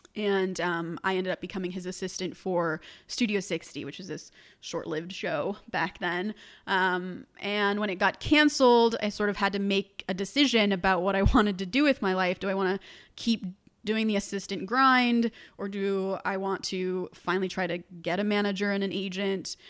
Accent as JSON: {"language": "English", "area": "Orange County", "region": "California", "country": "United States", "tie": "born or raised there", "said": "I was born in Orange County, which is about an hour south of Los Angeles"}